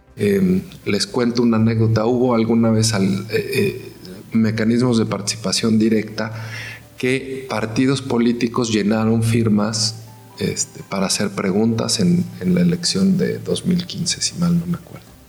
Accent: Mexico

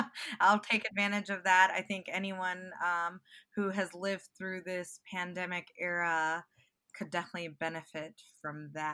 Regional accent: Owensboro, Kentucky, United States; now in Chicago, United States; I'm a 3L this year. I'm originally from Owensboro, Kentucky

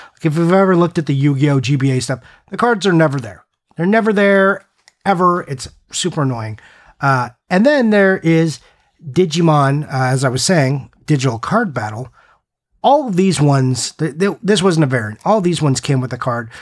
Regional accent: United States; I'm American

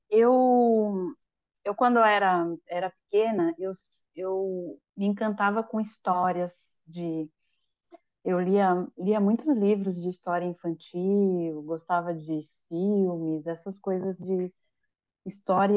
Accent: São Paulo, Brazil; moved away as an adult; now in Florianópolis, Brazil; eu nasci em São Paulo, capital

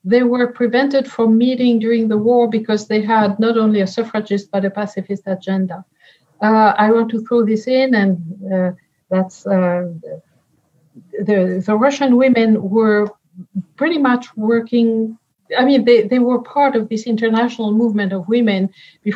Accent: France; English is a second language; moved away; You hear it from my accent. I was born in France and raised in France

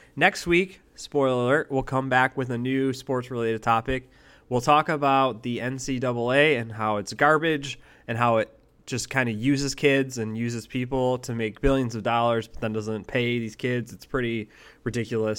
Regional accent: Buffalo, New York, United States; also born or lived in Eden, New York; I grew up originally in Buffalo, New York

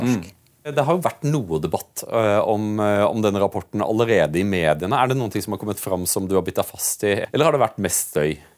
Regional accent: Norway; vi er nordmenn

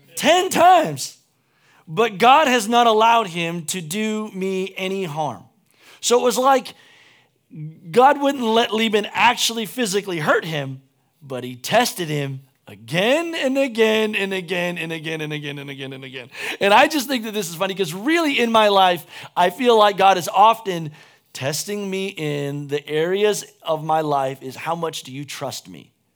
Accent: United States; as an American

